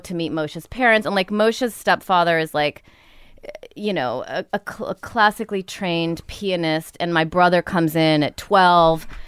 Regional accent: Rockford, Illinois, United States; also born or lived in New York; now in Los Angeles, United States; Rockford, Illinois

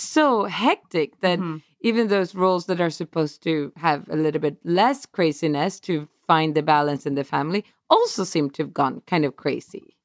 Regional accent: Stockholm, Stockholm County, Sweden; moved away as an adult; now in Atlanta, United States; my hometown, our hometown, Stockholm.

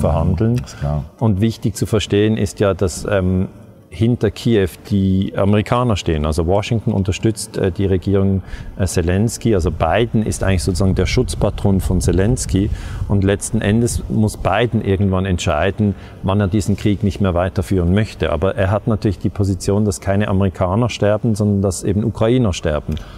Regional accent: Switzerland; die Schweiz, äh, mein Heimatland

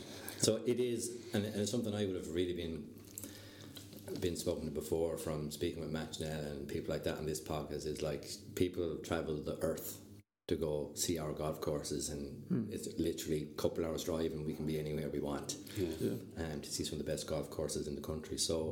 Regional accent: Kilfenora, Munster, Ireland; moved away; For me, originally being from Kilfenora in County Clare

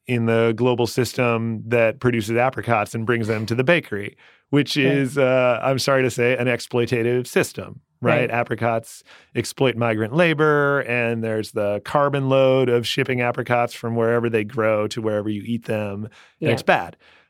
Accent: Iowa, United States; But I have a degree in English, and I grew up in Iowa, where in the 90s, at least, the schools were great.

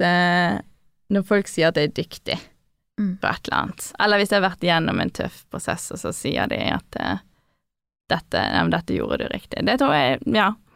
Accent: Bergen, Vestland, Norway; accent: Bergen dialect; moved away as an adult; also born or lived in Oslo; jeg syns jeg har bevart dialekten min veldig bra

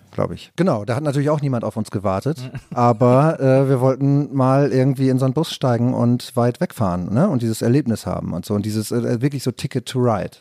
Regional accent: Rheine, North Rhine-Westphalia, Germany; moved away; meine Heimatstadt

